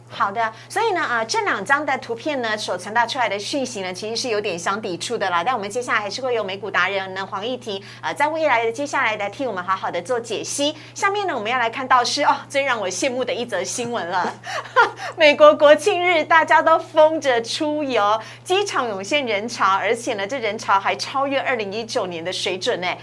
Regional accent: Taiwan; 我们台湾人

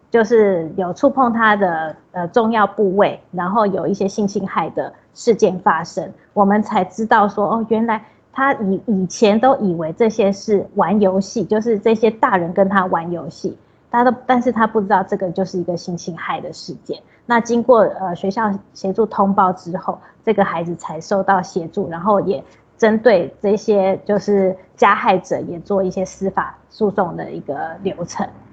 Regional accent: Taipei, Taiwan; moved away as an adult; now in Yilan, Taiwan; 我本身是台北人， 但是因为结婚，然后这边的好山好水也把我留下来了。对， 然后， 呃， 现在在宜兰立新基金会来做社工师的工作

